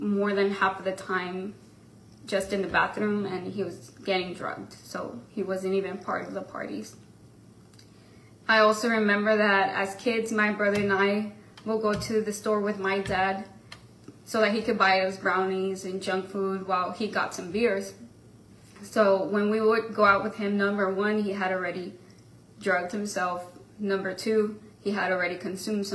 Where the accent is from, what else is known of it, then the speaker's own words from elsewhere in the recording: Mission, Texas, United States; also born or lived in McAllen, Texas; at the age of 4, we moved to Mission, Texas, which that's where I grew up all my life